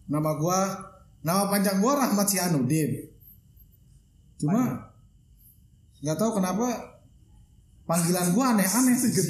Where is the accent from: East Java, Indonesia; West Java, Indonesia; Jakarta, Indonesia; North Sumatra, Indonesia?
Jakarta, Indonesia; dari kecil jadi gue di Jakarta uh, jadi gue udah kebiasaan di sono apa ya gimana ya gue main di sono uh, kebiasa sama orang-orang sono logatnya